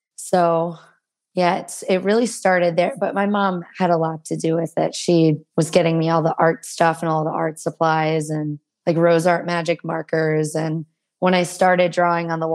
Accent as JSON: {"language": "English", "town": "Murfreesboro", "region": "Tennessee", "country": "United States", "tie": "born or raised there", "also_born_or_lived": "Nashville, Tennessee", "said": "I am from Nashville, Tennessee, grew up in Murfreesboro, Tennessee"}